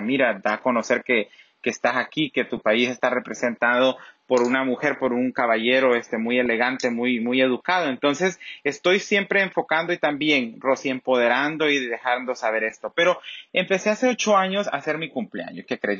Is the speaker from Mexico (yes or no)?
no; Macuelizo, Santa Bárbara, Honduras; now in Los Angeles, United States; Nací en, un sector, en una aldea, eh, perdón, en un municipio que se llama Macualizo en el departamento de Santa Bárbara